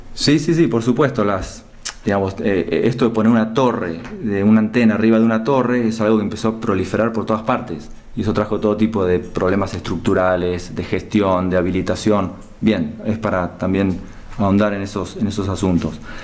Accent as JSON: {"language": "Spanish", "country": "Argentina", "said": "nos representa como argentinos"}